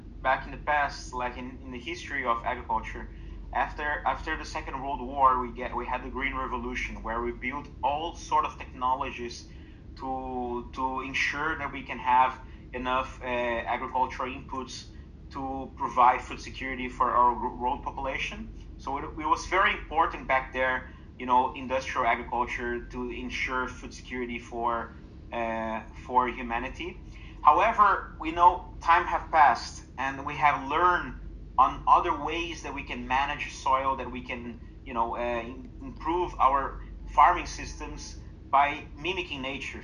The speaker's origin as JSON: {"language": "English", "country": "Brazil", "said": "my home country"}